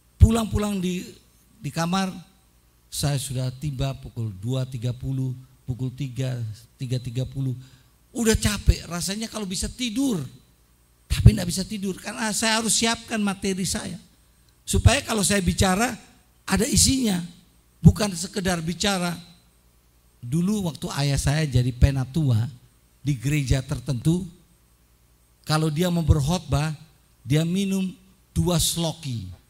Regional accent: Surabaya, East Java, Indonesia; now in Washington, D.C., United States; Saya dibesarkan di Surabaya.

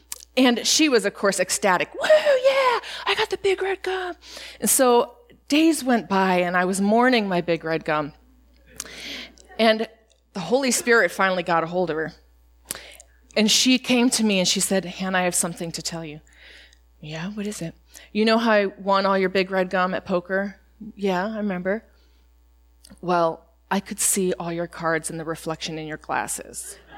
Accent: Spain; When I was growing up in Spain, we did not get a lot of American snacks, and we would get a care package

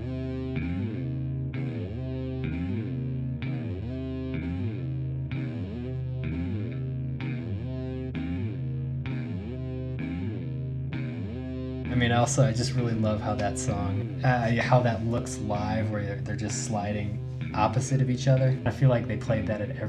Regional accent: St. Louis, Missouri, United States; moved away; I'm from St. Louis

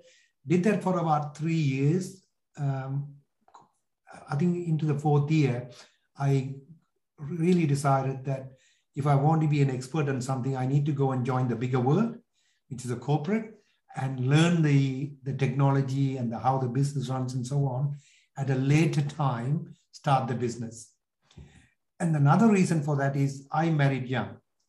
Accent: Sri Lanka; English is a second language; moved away as an adult; also born or lived in London, United Kingdom; So if you get it from my accent, which is sort of lost over a period of time, I'm originally from Sri Lanka. I was born in Sri Lanka, left at the age of 18 after finishing my secondary school, and went to London, did my degree there

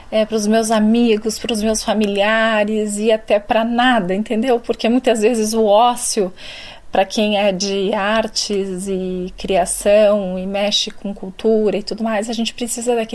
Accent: Rio Grande do Sul, Brazil; now in São Paulo, Brazil; É, vim do Rio Grande do Sul, de uma cidade muito pequena do interior, de 22 mil habitantes

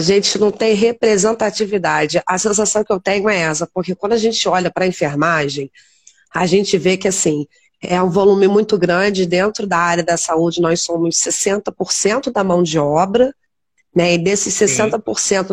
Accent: Teresópolis, Rio de Janeiro, Brazil; somos aqui de Teresópolis, nos formamos aqui

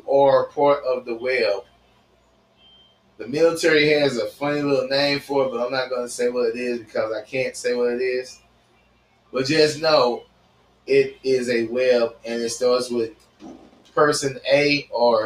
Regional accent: United States; I still say I'm an American citizen, and I'm proud to be

